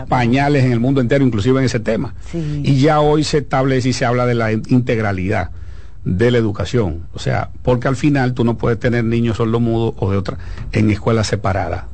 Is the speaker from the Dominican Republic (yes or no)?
yes; Dominican Republic; nosotros como dominicanos